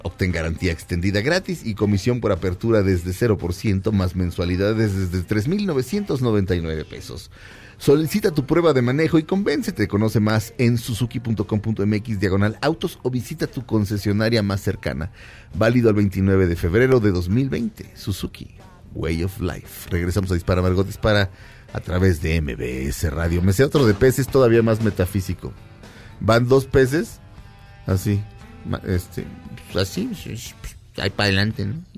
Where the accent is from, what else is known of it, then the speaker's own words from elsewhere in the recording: Mexico; Le digo, "Mexicano."